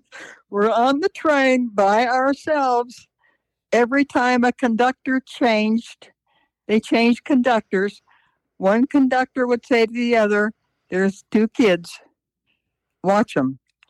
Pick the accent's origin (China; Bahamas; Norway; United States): United States; Juneau, Alaska; moved away; I was born in Juneau, Alaska.